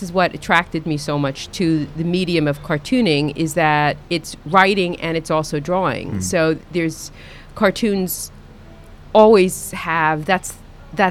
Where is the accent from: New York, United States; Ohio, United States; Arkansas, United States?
New York, United States; New York City; when I was growing up in Brooklyn